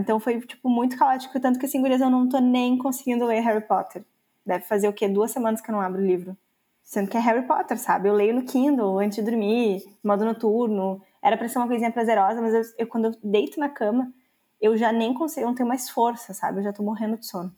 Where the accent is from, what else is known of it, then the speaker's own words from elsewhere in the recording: Brazil; eu sou brasileira